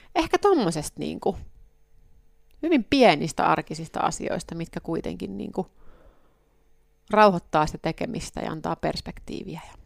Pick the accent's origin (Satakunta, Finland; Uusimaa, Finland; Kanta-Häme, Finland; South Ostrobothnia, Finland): South Ostrobothnia, Finland; Soini; now in Helsinki, Finland; mä oon Pohjanmaalta kotosin, niin Soini, missä niin vanhemmat on